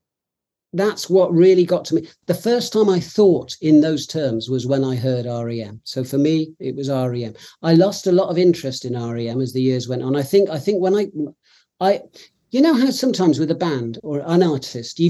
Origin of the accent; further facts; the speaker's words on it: Cheltenham, South West England, United Kingdom; now in London, United Kingdom; I come from Cheltenham. I live in London, but I come from Cheltenham originally, which is a town in Gloucestershire in the West Country